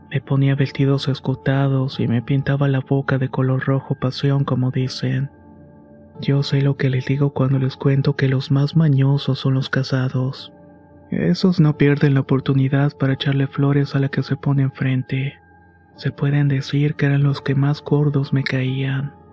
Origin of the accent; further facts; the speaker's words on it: Tlaxcala, Mexico; born there; Yo nací en un pueblo cerca de Tlaxcala y desde ahí se marcó mi destino. Mis padres fueron como cualquiera del pueblo.